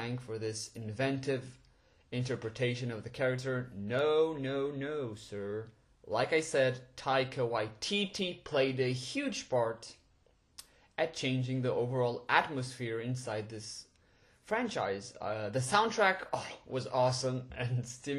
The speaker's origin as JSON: {"language": "English", "country": "Portugal", "tie": "born or raised there", "also_born_or_lived": "London", "moved": "as an adult", "said": "I was born and raised in Portugal, and after high school I decided to go to London alone to attend university"}